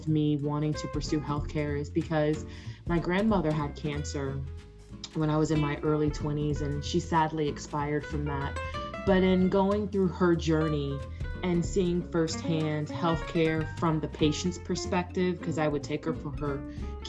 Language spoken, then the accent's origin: English; Jacksonville, Florida, United States; now in Texas, United States; I am a native Floridian. I grew up in Jacksonville, Florida